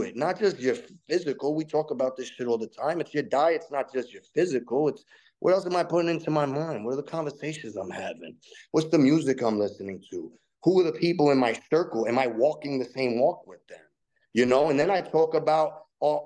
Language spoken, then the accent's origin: English; New York City, New York, United States; also born or lived in Staten Island, New York; I was born 1979 in the Lower East Side of Manhattan, a neighborhood called Little Italy, bro. And on my corner, I grew up around the corner from the punk rock CBGB